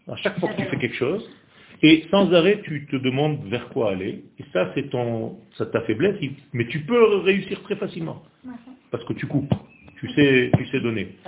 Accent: Israel; je ne suis pas tunisien. Je suis israélien, je suis né en Israël.

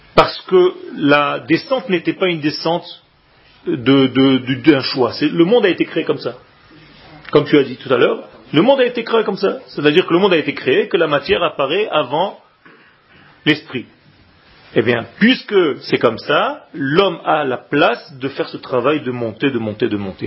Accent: Israel; moved away; quand j'étais petit en Israël

